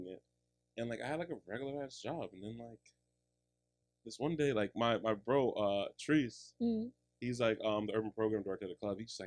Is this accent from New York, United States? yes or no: yes; New York City, New York, United States; I'm from Queens